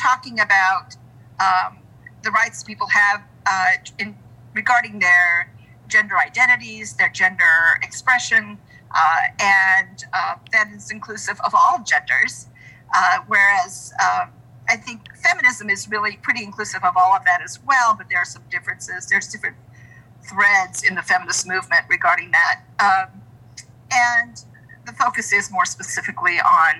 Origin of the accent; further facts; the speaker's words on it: Southern California, United States; moved away as an adult; also born or lived in Fredericksburg, Virginia; now in Central Virginia, United States; I grew up in Southern California.